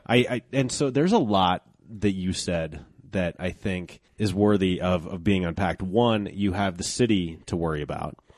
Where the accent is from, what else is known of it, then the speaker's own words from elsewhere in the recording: Golden, Colorado, United States; this is my hometown